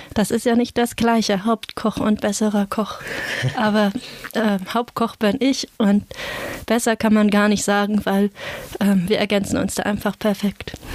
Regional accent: near Flensburg, Schleswig-Holstein, Germany; Also ich komme aus der Nähe von Flensburg. Das liegt quasi direkt am Wasser, am Meer. Und ich kenne das einfach von, von meiner Kindheit, von da, wo ich aufgewachsen bin

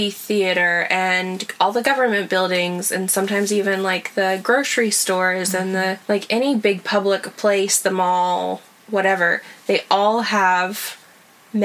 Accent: United States; moved away as an adult; now in Iraq; we're American

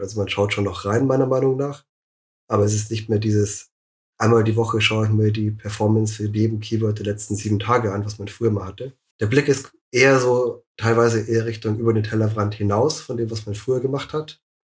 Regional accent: Munich, Bavaria, Germany; ich bin auch aus München, schon immer in München gewesen

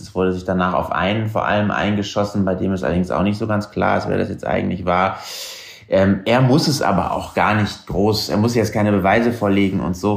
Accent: Germany; Als Deutscher

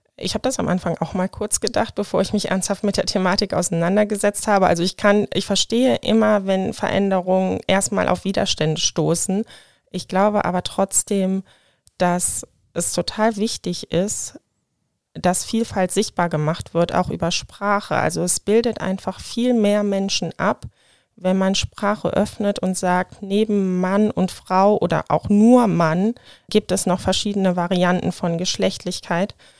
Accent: Hahn, Germany; now in Wuppertal, Germany; Ich bin in Hahn geboren.

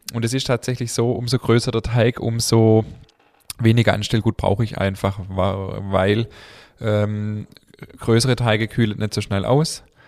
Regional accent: Swabia, Baden-Württemberg, Germany; accent: Swabian; unseren schwäbischen Dialekt

